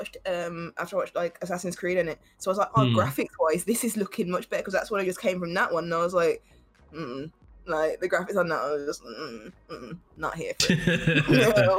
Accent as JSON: {"language": "English", "town": "Birmingham", "region": "West Midlands", "country": "United Kingdom", "said": "we're from Birmingham"}